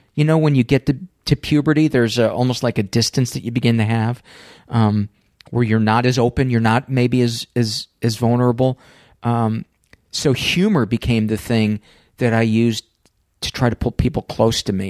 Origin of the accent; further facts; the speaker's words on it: Homewood, Illinois, United States; the high school that I went to, um, it was, it was called Homewood Flossmoor, and I was from Homewood